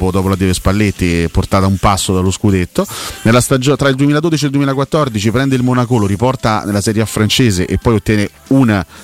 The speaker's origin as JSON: {"language": "Italian", "town": "Rome", "region": "Lazio", "country": "Italy", "said": "Ma che me frega a me, io sono romano, eh, te pare che mi commuovo."}